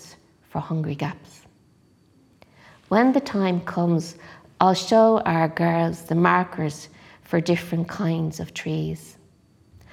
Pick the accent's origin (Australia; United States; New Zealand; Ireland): Ireland; Dublin, Leinster; I grew up in Finglas beside the River Talca